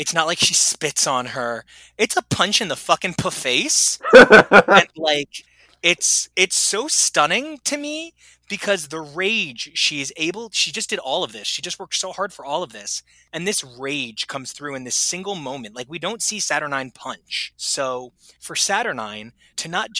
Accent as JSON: {"language": "English", "country": "United States", "tie": "born or raised there", "said": "I was born in America. I buy my comics in America. I live in America."}